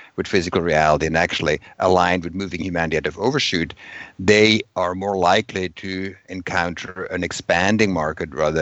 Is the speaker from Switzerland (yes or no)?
yes; Switzerland; I come from Switzerland.